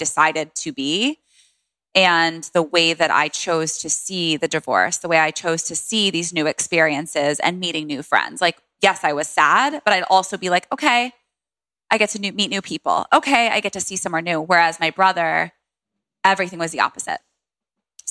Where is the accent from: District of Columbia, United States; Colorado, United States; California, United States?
District of Columbia, United States; Washington; born or raised there